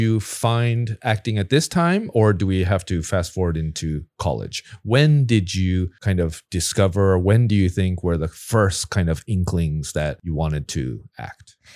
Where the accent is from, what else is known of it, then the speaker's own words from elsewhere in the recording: Southern California, United States; moved away; I grew up in Southern California.